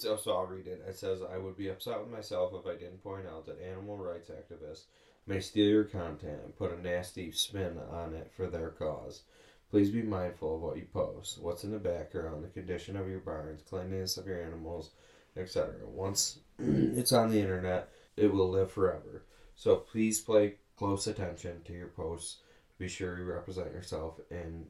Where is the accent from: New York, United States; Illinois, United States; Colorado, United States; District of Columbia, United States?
New York, United States; Western; I'm a farmer from Western New York, and we raise black Angus cattle, and we've been making syrup since 1908